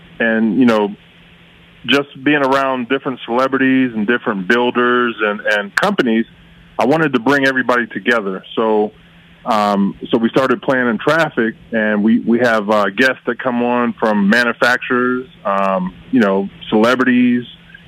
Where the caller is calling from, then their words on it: Youngstown, Ohio, United States; I am calling from Youngstown, Ohio.